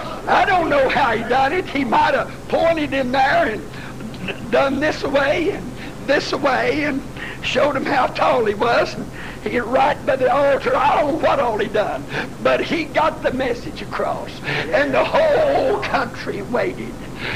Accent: United States; accent: Oklahoma or Texas; now in Virginia, United States; There's been a few folks met me a long ways from here, and they said, "You're either from Oklahoma or Texas." I said, "How do you know? By the way you talk." Somebody asked me once, "And where you live?" I said, "I live in Virginia." They said, "You ain't from there."

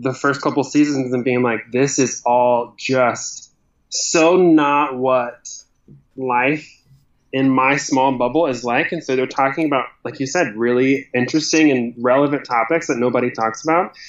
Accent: Texas, United States; I'm from Texas. I grew up in a really small town

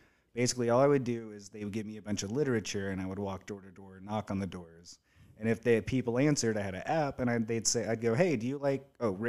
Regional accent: the South, United States; I'm from the South.

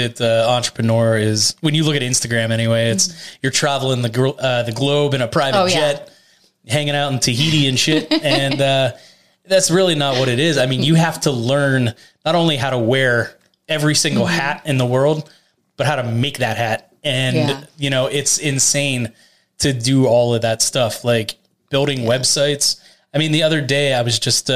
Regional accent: Latrobe, Pennsylvania, United States; I grew up in Latrobe

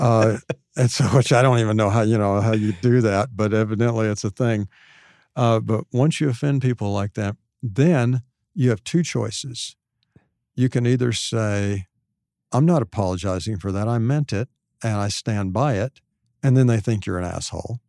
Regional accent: Hot Springs, Arkansas, United States; Hot Springs, which is where I'm from

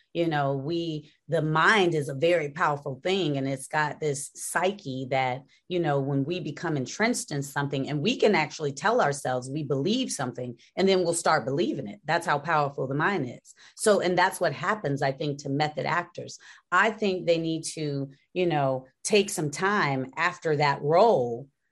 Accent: Gary, Indiana, United States; moved away as an adult; people from Gary, Indiana, we are from a place

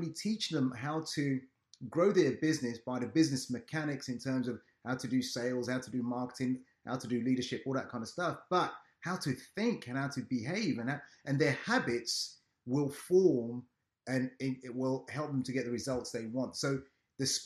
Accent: London, United Kingdom; I'm joining in from London, United Kingdom. I do my businesses here. I was raised here and everything else

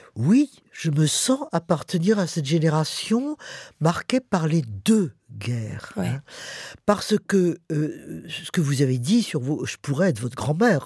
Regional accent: Paris, Île-de-France, France; also born or lived in Montmorency; On a fait l'exode et puis après on est rentré à Paris évidemment euh, on a subi l'occupation allemande

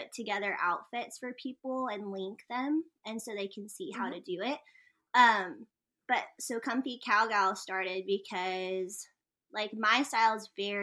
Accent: New Mexico, United States; I'm from New Mexico

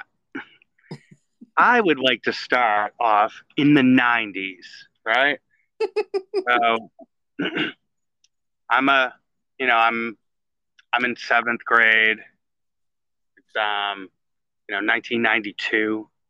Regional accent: Everett, Massachusetts, United States; I'm from Everett, real Crimson Tide

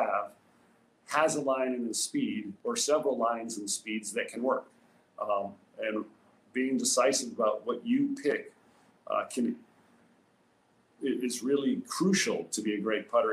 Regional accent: Rhode Island, United States; As a young kid growing up in Rhode Island, I was lucky enough to live in a town that had a great course

